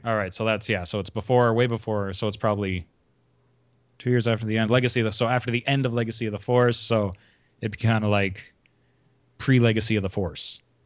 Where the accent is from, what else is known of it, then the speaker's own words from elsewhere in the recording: Canada; I am Canadian